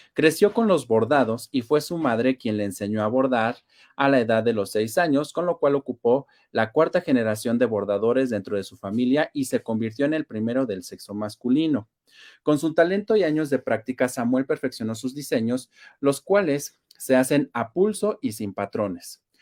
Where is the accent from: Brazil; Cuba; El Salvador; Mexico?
Mexico; nosotros como mexicanos